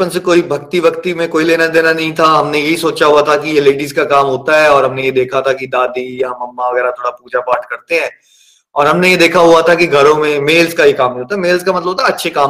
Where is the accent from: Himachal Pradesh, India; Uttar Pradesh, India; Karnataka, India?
Himachal Pradesh, India; Chamba; born there; मैं चंबा में 1981 में पैदा हुआ मिडिल क्लास फैमिली है